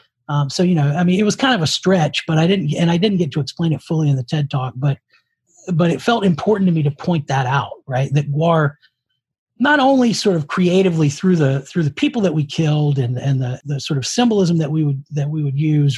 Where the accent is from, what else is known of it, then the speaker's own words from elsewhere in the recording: Richmond, Virginia, United States; we're from Richmond, Virginia.